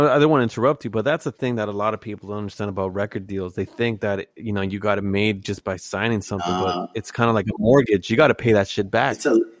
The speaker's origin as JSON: {"language": "English", "area": "Tri-Cities", "region": "British Columbia", "country": "Canada", "tie": "born or raised there", "also_born_or_lived": "El Salvador (ancestry)", "moved": "as an adult", "lives_now": "Seattle, United States", "said": "he's originally from where we grew up in the Tri-Cities."}